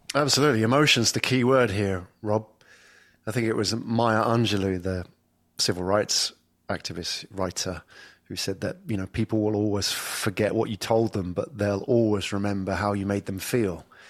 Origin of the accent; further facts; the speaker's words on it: England, United Kingdom; moved away as an adult; now in Singapore; I come from England, and, but I haven't lived there for, well, over ten years.